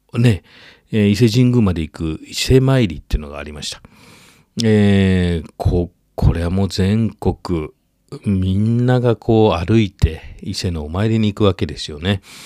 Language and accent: Japanese; Sakurai, Nara, Japan; 奈良県は私の故郷、桜井市